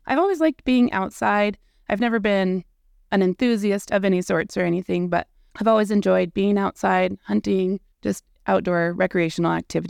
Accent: Cheyenne, Wyoming, United States; So I was raised down in Cheyenne, Wyoming, and I was my dad's fishing buddy as a kid.

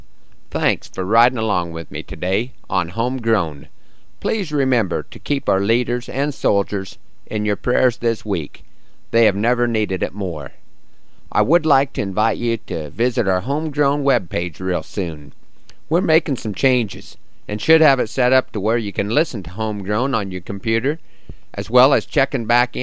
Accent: Broken Bow, Nebraska, United States; my hometown of Broken Bow, Nebraska

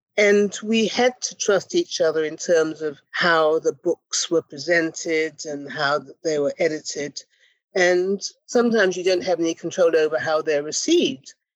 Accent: Ghana; moved away; We were both young West African women. I'm from Ghana

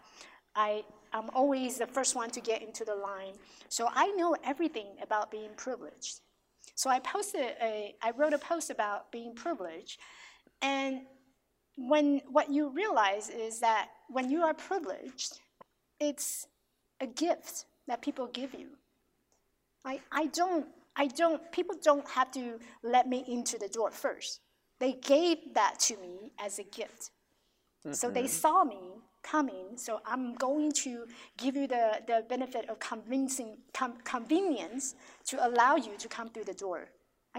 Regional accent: Taiwan; now in United States; I have friends who I grew up with in Taiwan

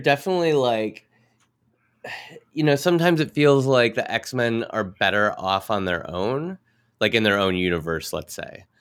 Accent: Minneapolis, Minnesota, United States; I grew up in Minneapolis

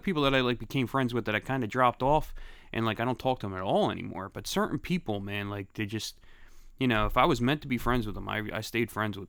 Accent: Philadelphia, Pennsylvania, United States; Yeah, I'm from Grace Ferry.

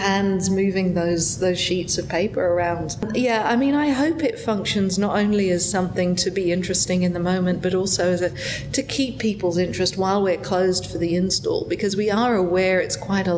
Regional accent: Melbourne, Victoria, Australia; moved away as an adult; now in Las Vegas, United States; I come from Melbourne

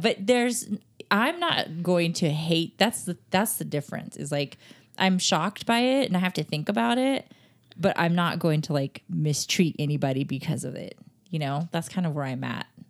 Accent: Texas, United States; I'm from Texas

